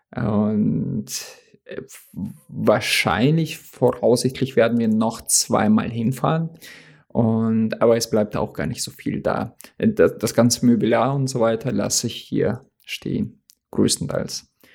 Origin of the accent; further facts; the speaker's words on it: Oldenburg, Lower Saxony, Germany; moved away as an adult; also born or lived in Russia; now in North Hesse, Germany; da sind wir halt aus Russland hergezogen, aber da habe ich meine ganze äh, Kindheit in Deutschland verbracht, also beziehungsweise Jugend. Und diese Stadt ist sehr schön. Oldenburg